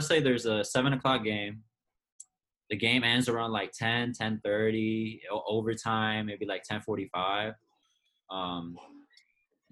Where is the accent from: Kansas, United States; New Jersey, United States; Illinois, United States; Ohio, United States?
Illinois, United States; Chicago; moved away; I'm from the Chicago area.